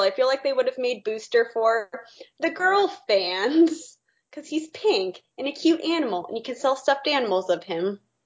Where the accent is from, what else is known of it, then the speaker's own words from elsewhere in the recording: Arizona, United States; now in Texas, United States; I live in Texas now, but I'm from Arizona